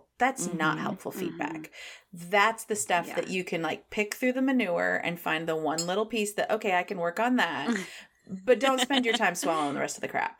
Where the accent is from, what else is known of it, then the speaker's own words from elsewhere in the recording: Midwest, United States; we're from the Midwest